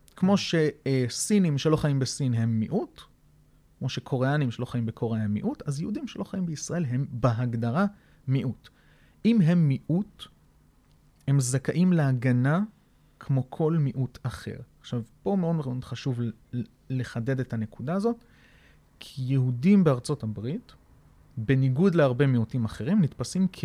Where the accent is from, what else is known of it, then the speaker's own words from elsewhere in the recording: Israel; אני ישראלי גאה